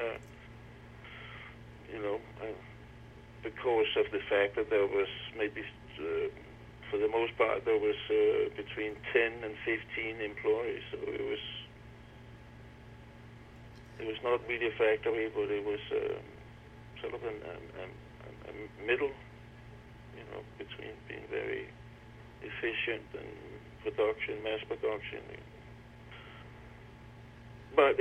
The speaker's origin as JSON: {"language": "English", "town": "Copenhagen", "region": "Capital Region of Denmark", "country": "Denmark", "tie": "born or raised there", "said": "I was born in 1953, grew up in Copenhagen"}